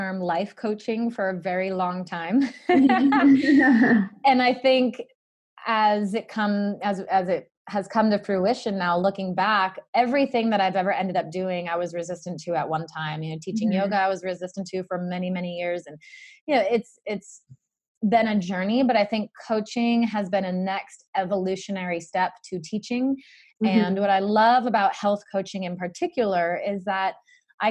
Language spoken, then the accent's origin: English; Narragansett, Rhode Island, United States; moved away as an adult; also born or lived in Charleston, South Carolina; I grew up in Narragansett, Rhode Island, where I lived for the first 18 years of my life.